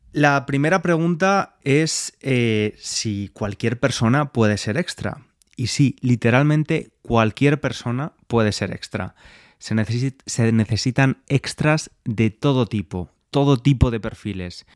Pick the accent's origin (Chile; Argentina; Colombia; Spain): Spain; Valencia, Valencian Community; now in London, United Kingdom; Yo llegué ayer de Valencia, estuve unos días en mi ciudad